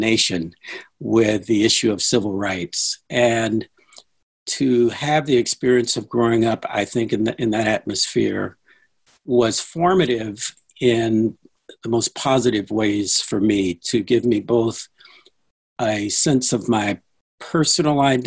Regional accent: St. Louis, Missouri, United States; I grew up in St. Louis.

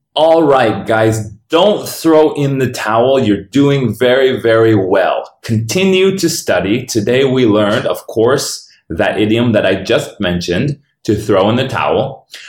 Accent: Denver, Colorado, United States; This is my hometown

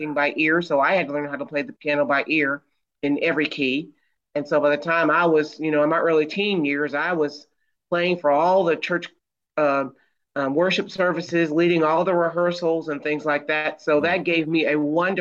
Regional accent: not too far from Detroit, Michigan, United States; I grew up in Michigan, and not too far from Detroit

